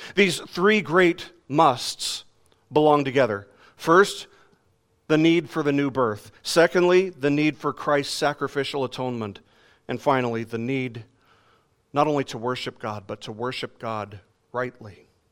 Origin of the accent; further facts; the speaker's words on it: Las Vegas, Nevada, United States; moved away; in my years when I lived in Las Vegas, growing up in Vegas